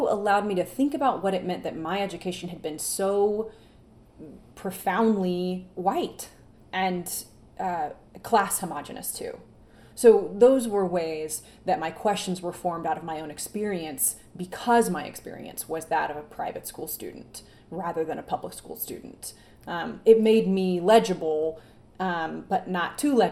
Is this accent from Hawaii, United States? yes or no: no; Cobb County, Georgia, United States; I was raised in Cobb County and educated in Cobb County, and I have an investment in the place and the people